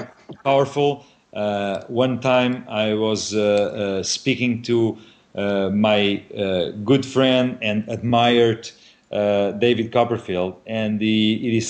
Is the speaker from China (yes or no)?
no; Portugal; a 3 hours drive from Lisbon to my home city